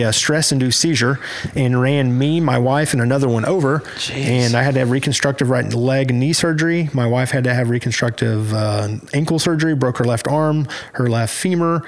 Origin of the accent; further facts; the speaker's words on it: Stroud, Oklahoma, United States; also born or lived in Shawnee, Oklahoma / Velma-Alma, Oklahoma; we lived there till I was about 12, and my dad got transferred in the oil field. And we ended up in a little town in southern Oklahoma called Velma Alma